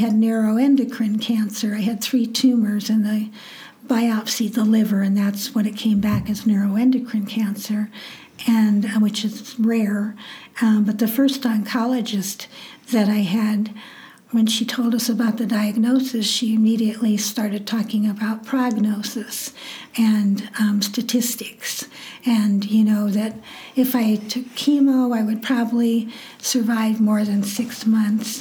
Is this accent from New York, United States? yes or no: no; Nebraska, United States; born or raised there